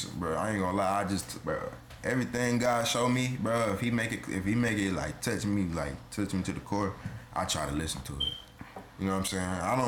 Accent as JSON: {"language": "English", "town": "Columbia", "region": "South Carolina", "country": "United States", "moved": "yes", "lives_now": "Atlanta, United States", "said": "Look, I'm from the Met, bro."}